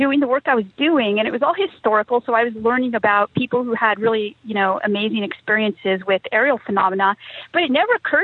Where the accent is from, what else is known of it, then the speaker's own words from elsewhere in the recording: California, United States; I'm from California. I grew up during the dot-com boom there. I live around Silicon Valley